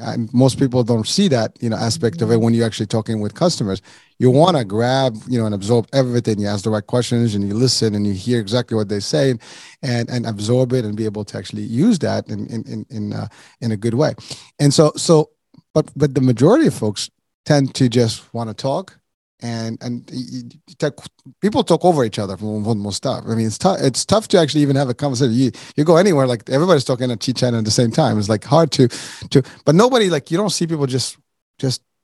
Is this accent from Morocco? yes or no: yes; Morocco; moved away; I'm originally from Morocco